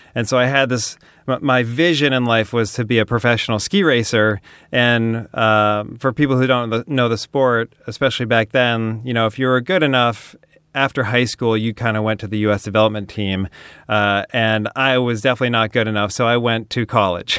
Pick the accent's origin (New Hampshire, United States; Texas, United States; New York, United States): New Hampshire, United States; now in Venice, United States; I grew up in New Hampshire